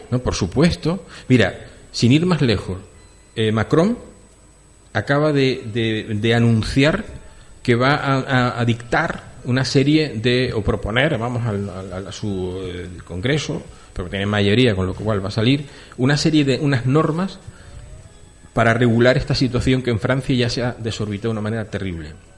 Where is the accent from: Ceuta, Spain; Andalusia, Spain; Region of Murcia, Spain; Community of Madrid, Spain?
Ceuta, Spain; moved away; yo nací en Ceuta y conozco el Príncipe y Jadú desde que me salieron los dientes